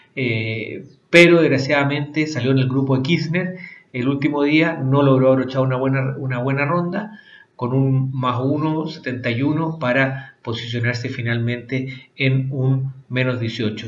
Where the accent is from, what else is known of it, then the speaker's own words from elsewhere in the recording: Chile; nosotros como chilenos